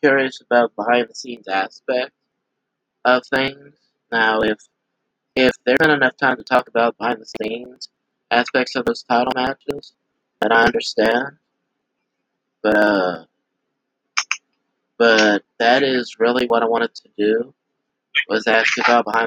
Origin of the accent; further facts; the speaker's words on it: Eunice, Louisiana, United States; I am from Eunice, Louisiana